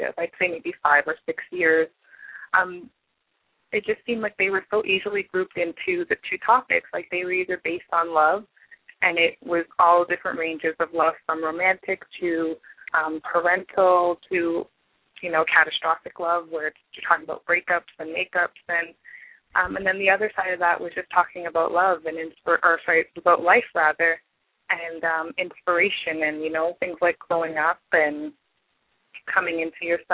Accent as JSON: {"language": "English", "town": "Toronto", "region": "Ontario", "country": "Canada", "tie": "born or raised there", "also_born_or_lived": "Trinidad and Tobago", "said": "I'm from Toronto, Canada"}